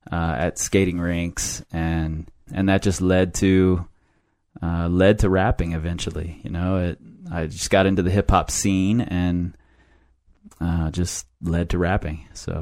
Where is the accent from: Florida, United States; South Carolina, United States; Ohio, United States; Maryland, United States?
Ohio, United States; Cincinnati; I grew up in a neighborhood that was all white, 100% white